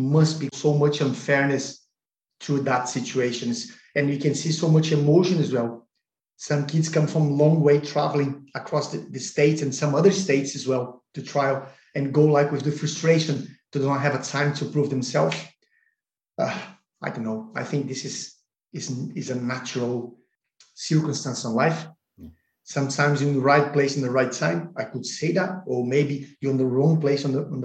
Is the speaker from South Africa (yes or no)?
no; Porto Alegre, Rio Grande do Sul, Brazil; moved away; my hometown club, Sport Club Internacional Porto Alegre